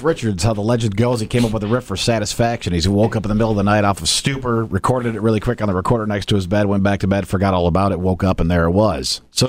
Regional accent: Hickory Corners, Michigan, United States; I grew up on the property that Hophead Fields is on.

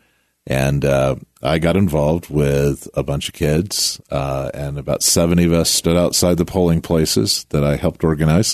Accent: Virginia, United States; also born or lived in California / Front Royal, Virginia; now in Colorado Springs, United States; I grew up in Virginia

